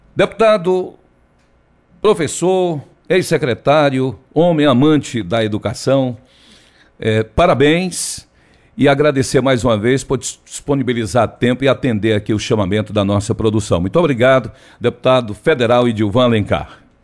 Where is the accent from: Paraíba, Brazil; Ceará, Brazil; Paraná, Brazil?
Ceará, Brazil; sou muito bairrista, eu, eu, gosto muito da minha terra